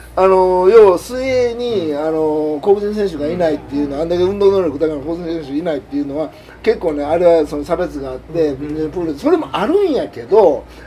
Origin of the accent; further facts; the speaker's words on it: Japan; 在日韓国人